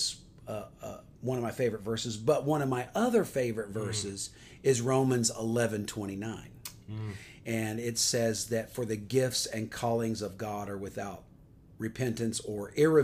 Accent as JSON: {"language": "English", "town": "Atlanta", "region": "Georgia", "country": "United States", "said": "I am from Atlanta, Georgia"}